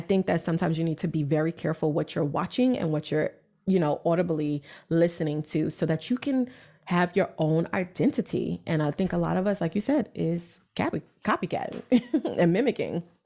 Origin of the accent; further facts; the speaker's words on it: New York City, New York, United States; I'm from Brooklyn, New York